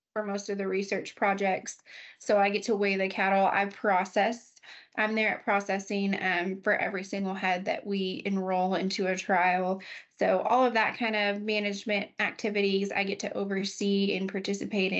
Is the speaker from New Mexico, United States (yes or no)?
yes; New Mexico, United States; moved away as an adult; now in Amarillo, United States; growing up in New Mexico, we don't have a huge ag sector